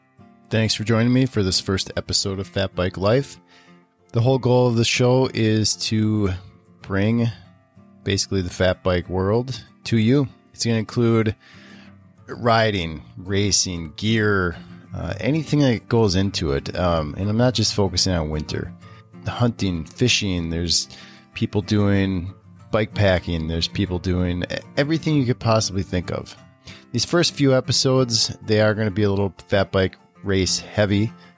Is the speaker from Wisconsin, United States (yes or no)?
yes; Wisconsin, United States; and I'm from Wisconsin.